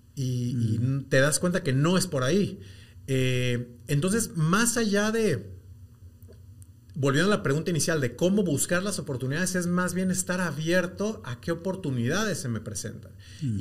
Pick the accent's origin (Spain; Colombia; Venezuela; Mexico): Mexico; moved away as an adult; now in Guatemala; yo soy mexicano, llego a, Guatemala hace ya bastantes años, 18